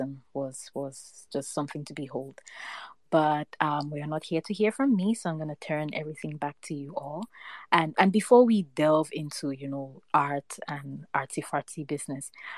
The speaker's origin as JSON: {"language": "English", "country": "Cameroon", "said": "I am Cameroonian"}